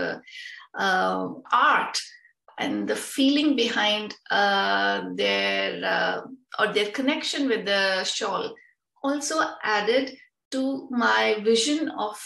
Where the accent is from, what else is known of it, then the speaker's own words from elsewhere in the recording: India; now in Netherlands; I'm originally from India, but now I'm settled